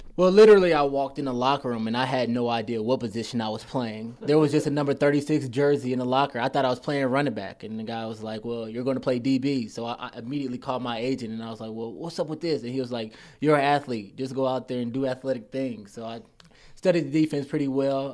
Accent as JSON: {"language": "English", "town": "Indianapolis", "region": "Indiana", "country": "United States", "said": "I'm from Indianapolis, Indiana."}